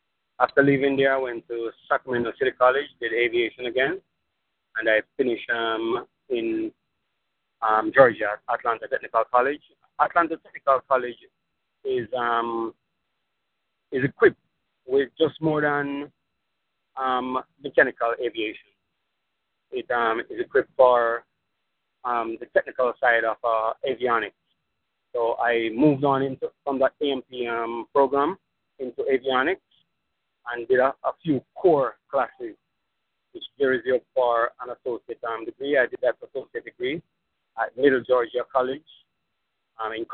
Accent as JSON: {"language": "English", "country": "Jamaica", "moved": "yes", "lives_now": "United States", "said": "I'm from Jamaica"}